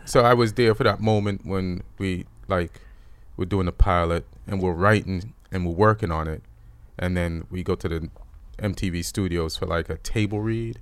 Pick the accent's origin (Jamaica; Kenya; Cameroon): Jamaica; born or raised there; moved away; also born or lived in England